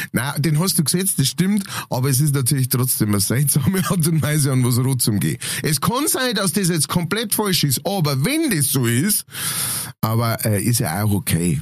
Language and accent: German; Lower Bavaria, Germany; ich als Niederbayer